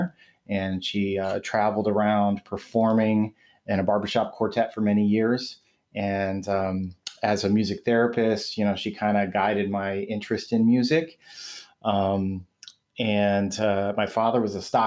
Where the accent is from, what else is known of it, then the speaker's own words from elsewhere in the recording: Waterloo, Iowa, United States; now in Michigan, United States; I grew up in Waterloo, Iowa